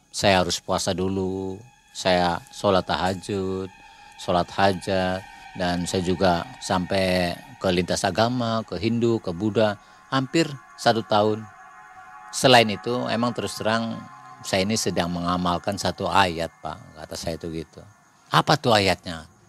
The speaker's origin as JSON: {"language": "Indonesian", "town": "Cirebon", "region": "West Java", "country": "Indonesia", "said": "Bapak dari mana? Nah, saya dari Cirebon."}